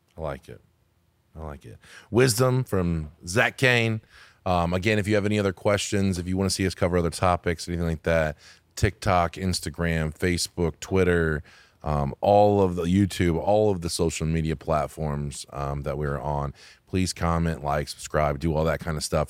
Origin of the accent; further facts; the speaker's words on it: United States; I'm American